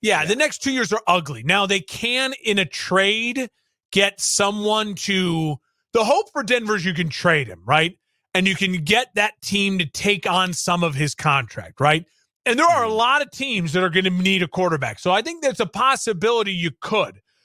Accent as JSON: {"language": "English", "region": "Illinois", "country": "United States", "tie": "born or raised there", "said": "growing up in Illinois"}